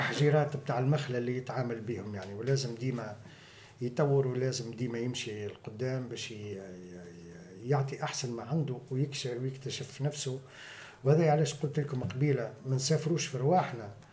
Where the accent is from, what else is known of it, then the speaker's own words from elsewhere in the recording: Ksour Essef, Mahdia, Tunisia; also born or lived in Tunis; مولود في تونس ومتربي في قصور السيف